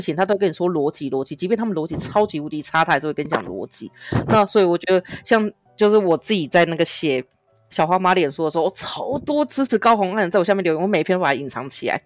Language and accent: Chinese; Yunlin County, Taiwan; 云林，云林，我的家乡果然又是一个黑道之都